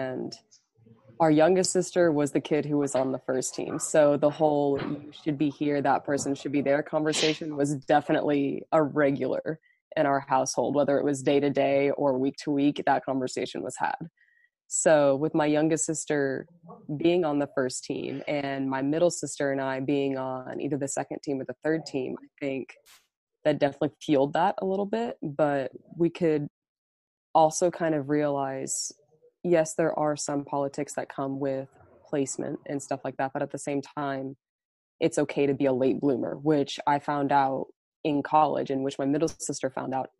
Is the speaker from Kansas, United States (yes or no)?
yes; Overland Park, Kansas, United States; moved away; I'm from Overland Park, Kansas, and right now I'm currently at the University of Montebello